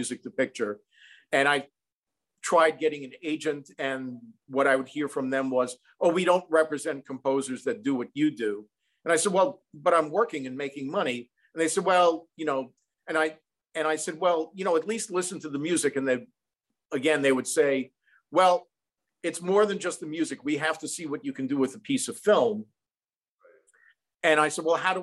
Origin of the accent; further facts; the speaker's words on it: Long Island, New York, United States; I'm from Long Island.